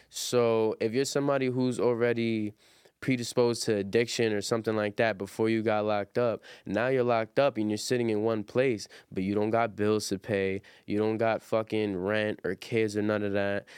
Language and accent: English; New York City, New York, United States; I'm from Brooklyn